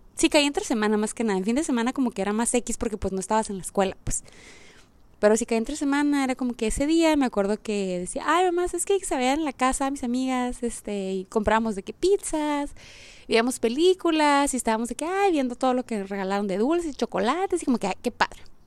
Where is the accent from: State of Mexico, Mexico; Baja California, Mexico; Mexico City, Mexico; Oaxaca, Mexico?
Baja California, Mexico; Mexicali; soy de Mexicali